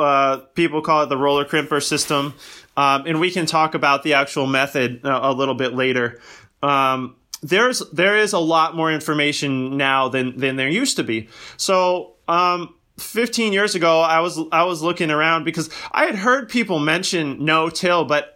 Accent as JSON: {"language": "English", "region": "Virginia", "country": "United States", "tie": "born or raised there", "said": "In fact, I grew up in suburbia in Northern Virginia, not too far outside of Washington, D.C."}